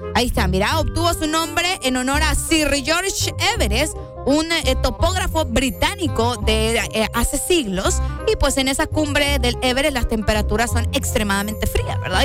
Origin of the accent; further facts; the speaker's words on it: Honduras; uno como hondureño